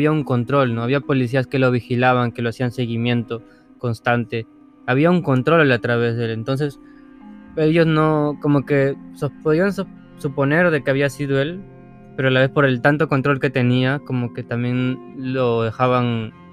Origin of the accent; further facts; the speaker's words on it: Peru; Leyes peruanas, sí. y somos peruanos